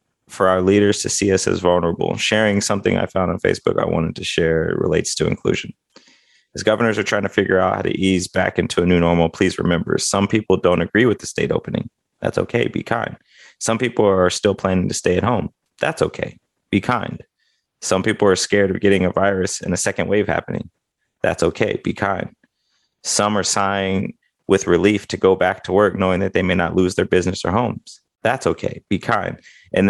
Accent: Midwest, United States; I was raised in the Midwest

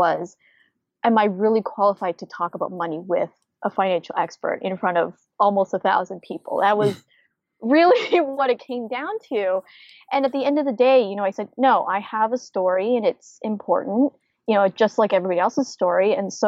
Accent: Canada; moved away as an adult; now in United States; I'm originally from Canada and my husband's from the US. And so when I first moved to the US

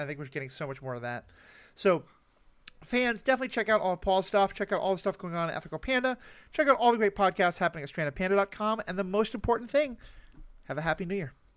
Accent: New York City, New York, United States; the New York City I grew up

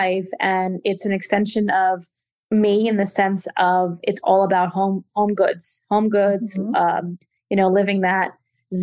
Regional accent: Portugal; moved away; I am from Portugal

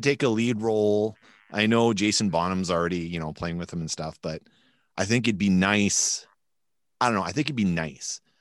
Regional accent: New Brunswick, Canada; also born or lived in Montreal; now in Winnipeg, Canada; we're from the East Coast

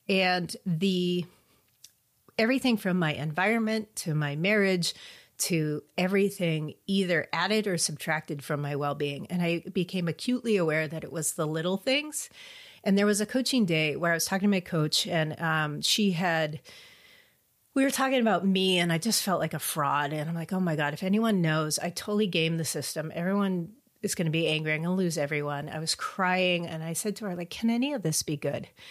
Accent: California, United States; I grew up in California, so, you know, that's what we say, stoked

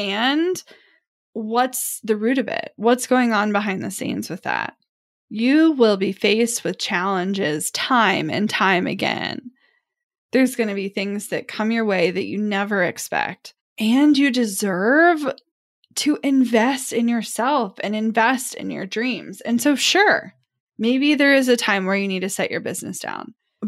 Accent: Midwest, United States; Now, I don't know if it's because I'm from the Midwest and I'm surrounded by the farming community. Like, even if I'm in the city, I grew up around small towns

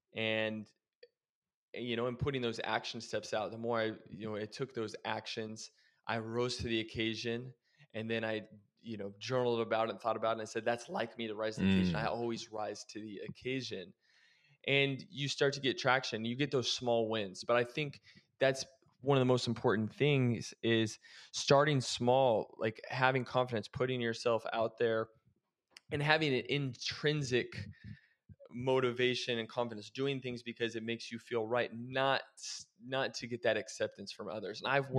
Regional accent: Oregon, United States; now in Arizona, United States; When I moved away from Oregon and I moved to Arizona, it was like a fresh start for me.

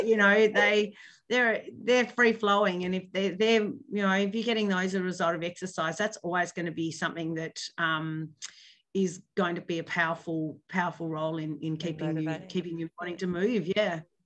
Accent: Hobart, Tasmania, Australia; now in Launceston, Australia; I grew up in Hobart

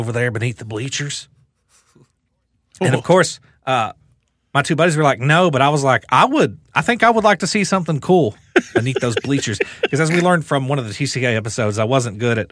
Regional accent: Rockcastle County, Kentucky, United States; This is Rockcastle County, Kentucky.

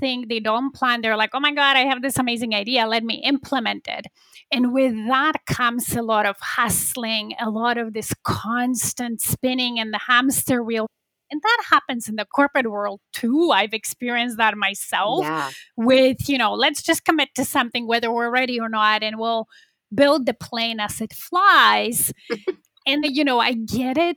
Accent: Poland; now in Toronto, Canada; I'm originally from Poland.

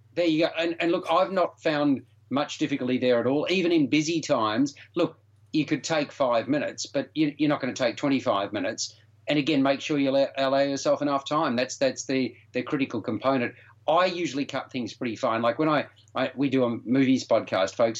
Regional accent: Melbourne, Victoria, Australia; Melbourne being my hometown

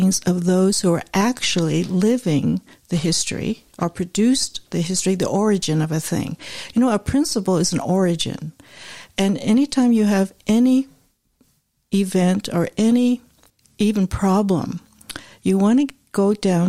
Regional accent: San Francisco Bay Area, California, United States; I'm from the Bay Area

